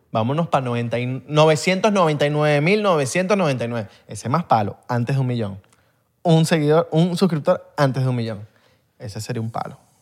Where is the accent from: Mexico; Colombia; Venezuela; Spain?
Venezuela; somos venezolanos